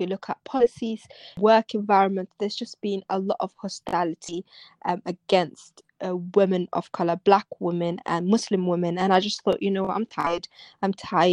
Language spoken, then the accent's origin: English; London, United Kingdom; I'm London. I grew up in London